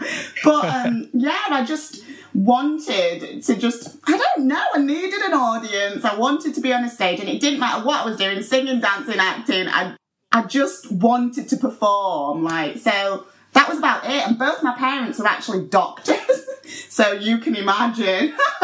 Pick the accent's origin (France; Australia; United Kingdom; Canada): United Kingdom; Doncaster, Yorkshire and the Humber; accent: Yorkshire; moved away as an adult; also born or lived in Los Angeles, United States; I love Doncaster, but it's certainly a place where you've got to be from to love it.